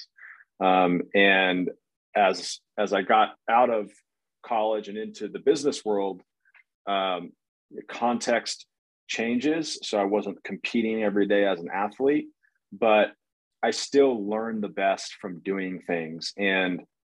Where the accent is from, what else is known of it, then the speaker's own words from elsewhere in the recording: Redondo Beach, California, United States; moved away as an adult; also born or lived in North Carolina / Northeast US; born and raised in Redondo Beach, California